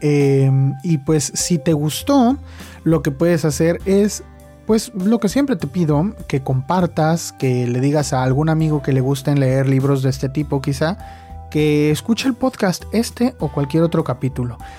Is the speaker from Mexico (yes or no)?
yes; Mexico; soy de México